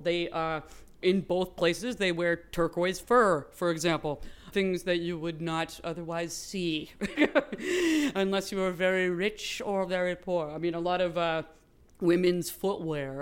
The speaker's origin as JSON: {"language": "English", "area": "San Francisco Bay Area", "region": "California", "country": "United States", "tie": "born or raised there", "said": "growing up in the San Francisco Bay Area"}